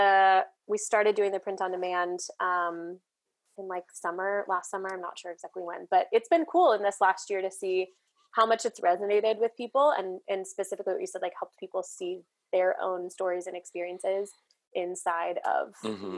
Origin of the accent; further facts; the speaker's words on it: outside St. Louis, Missouri, United States; I grew up outside St. Louis